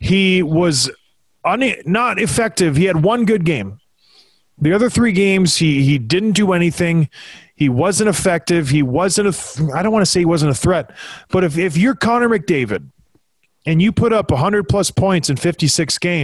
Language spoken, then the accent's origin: English; Edmonton, Alberta, Canada; The town where I was born in Edmonton, Alberta, on a blustery fall day, September 26, 1982, I was born. Lived in the North End in a trailer park. Like, I am Edmonton.